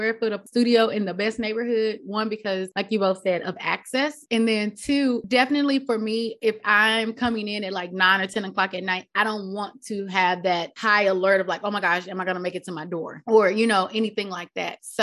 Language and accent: English; the Bible Belt, United States; I grew up in the Bible Belt